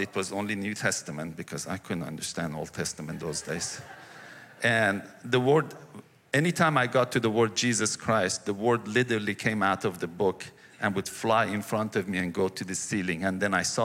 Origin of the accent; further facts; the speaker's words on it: Iran; moved away as an adult; also born or lived in Cyprus; now in United States; I grew up in Iran.